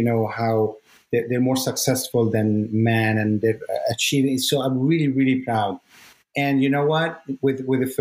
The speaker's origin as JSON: {"language": "English", "country": "Lebanon", "moved": "yes", "said": "I come from Lebanon where, you know, you have to be either a doctor or a lawyer"}